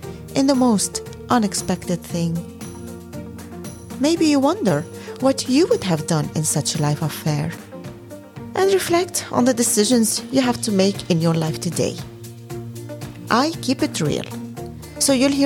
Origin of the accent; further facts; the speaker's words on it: Lebanon; now in Netherlands; Growing up in Lebanon